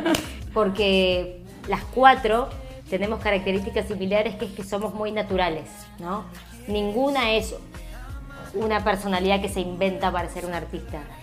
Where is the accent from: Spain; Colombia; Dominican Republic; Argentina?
Argentina; yo estaba poniendo toda mi rareza argentina, que a la vez soy latina, con todas las diferencias que tenemos los, los argentinos, porque hablamos distinto